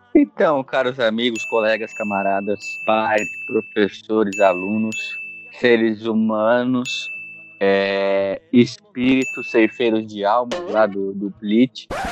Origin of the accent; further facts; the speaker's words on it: São Paulo, Brazil; Eu moro na região metropolitana de São Paulo, sou da capital, sou do Jaraguá